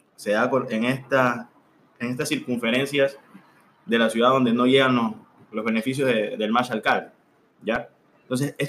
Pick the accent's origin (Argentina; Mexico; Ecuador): Ecuador; Esmeraldas; En mi pueblito, Esmeralitas.